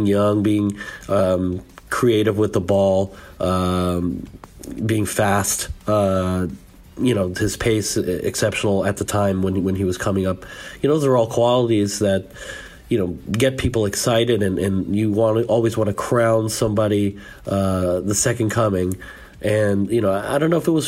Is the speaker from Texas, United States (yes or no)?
no; San Francisco, California, United States; I'm from San Francisco, I'm part Basque and I have family over here